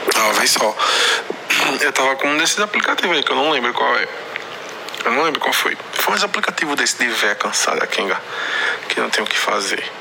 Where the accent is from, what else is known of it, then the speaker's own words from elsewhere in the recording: Recife, Pernambuco, Brazil; also born or lived in Paraíba; Eu sou do Recife, né? É. Só que eu tava morando na Paraíba.